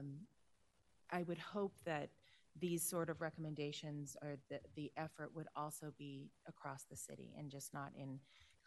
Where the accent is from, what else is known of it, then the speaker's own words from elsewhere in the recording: Denver, Colorado, United States; I have been born and raised in Southeast Denver